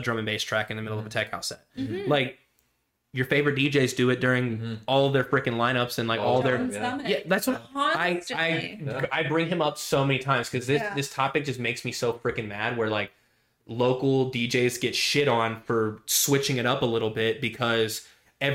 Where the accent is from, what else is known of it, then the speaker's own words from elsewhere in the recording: Winston-Salem, North Carolina, United States; in Winston-Salem in my hometown